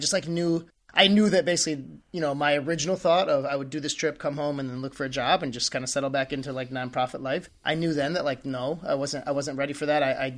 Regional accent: United States; I had never really had a past like with like any cocaine use or anything growing up in the States

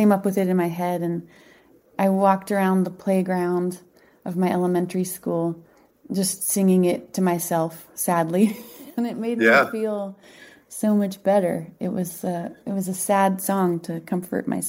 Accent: Boise, Idaho, United States; moved away as an adult; also born or lived in Berkshires, Massachusetts / Boston, Massachusetts; I grew up in Boise.

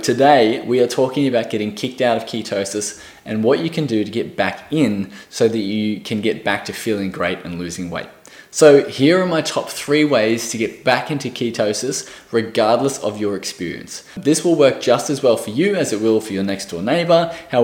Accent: Australia; I am from Australia

